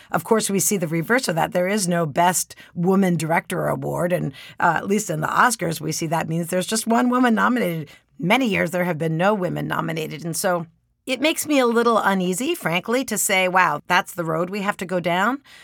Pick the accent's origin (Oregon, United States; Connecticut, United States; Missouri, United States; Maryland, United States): Maryland, United States; my home state of Maryland